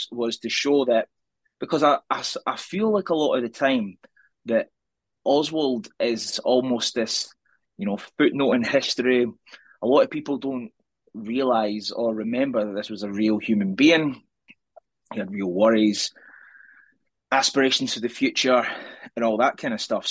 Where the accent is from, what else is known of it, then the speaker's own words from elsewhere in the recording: Scotland, United Kingdom; now in Edinburgh, United Kingdom; I'm Scottish, coming to you for the capital city of Scotland